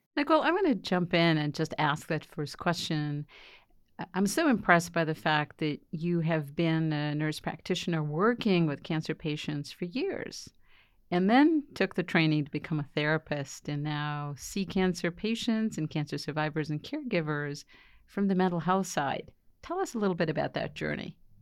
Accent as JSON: {"language": "English", "country": "Argentina", "tie": "born or raised there", "moved": "yes", "said": "I grew up in Argentina, and my father was Austrian"}